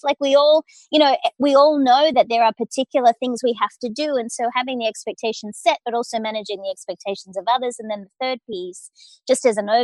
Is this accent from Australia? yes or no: yes; Australia; accent: Australian; moved away as an adult; now in United States; as an Australian, I grew up working hard but playing hard